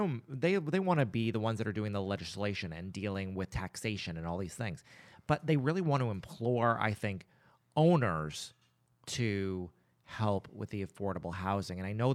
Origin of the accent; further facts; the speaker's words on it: Nova Scotia, Canada; I grew up in the Annapolis Valley and I was in band.